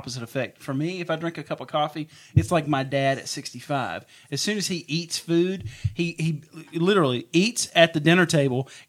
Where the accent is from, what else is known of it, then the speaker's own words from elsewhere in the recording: Mississippi, United States; I'm from Mississippi